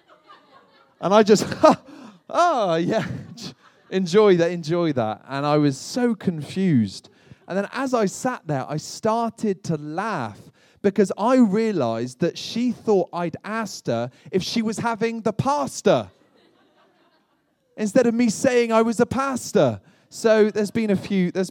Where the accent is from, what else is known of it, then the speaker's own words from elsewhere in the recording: United Kingdom; moved away as an adult; now in United States; as a Brit moving to America